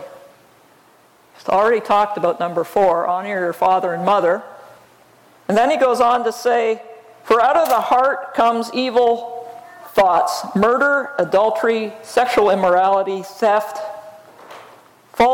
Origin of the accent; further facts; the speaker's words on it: Alberta, Canada; I grew up in Alberta, Canada, up against the mountains.